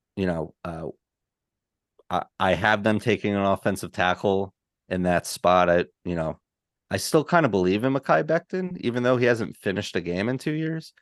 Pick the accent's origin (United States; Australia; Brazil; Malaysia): United States; New York; as much as a New Yorker as I am